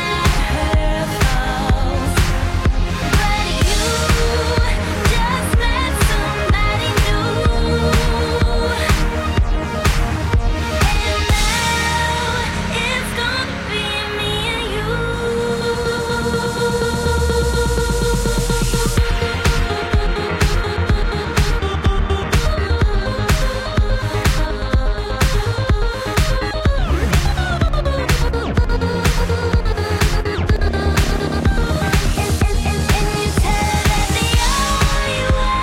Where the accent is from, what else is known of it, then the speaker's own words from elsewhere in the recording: Green Bay, Wisconsin, United States; now in Seattle, United States; I was born in Green Bay, Wisconsin